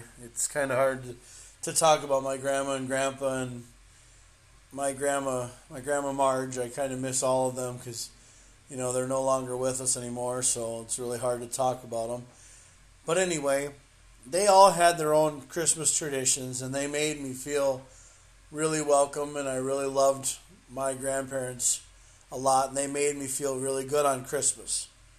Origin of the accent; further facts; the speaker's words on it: North Dakota, United States; born there; also born or lived in Minnesota / Georgia; But yes, I was born in North Dakota, and I was born on one of the coldest nights in North Dakota, and it was really, really, really, really bad. And I've been living in, you know, back and forth from Minnesota to the south.